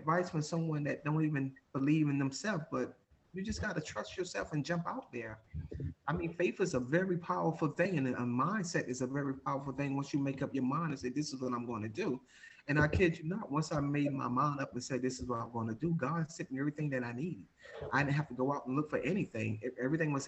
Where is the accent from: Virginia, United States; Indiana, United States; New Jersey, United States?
New Jersey, United States; Jersey City; I'm from Jersey City